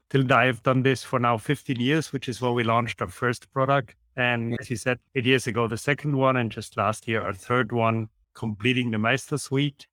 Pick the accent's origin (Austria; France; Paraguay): Austria; English is a second language; as you can hear, also from the accent, I'm from Austria.